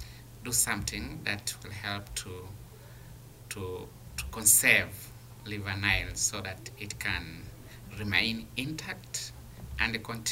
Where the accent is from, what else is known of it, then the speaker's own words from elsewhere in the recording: Tanzania; from Tanzania. I'm a journalist.